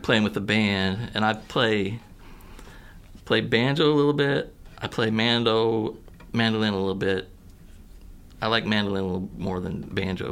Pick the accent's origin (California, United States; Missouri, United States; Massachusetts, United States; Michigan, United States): Missouri, United States; Poplar Bluff; moved away as an adult; also born or lived in Kentucky / Mountain View, Missouri; now in Columbia, United States; I was born in Kentucky, but I was raised like Southern Missouri and Southeast Missouri and Mountain View, and then spent most of my time like growing up, my teenage years in Poplar Bluff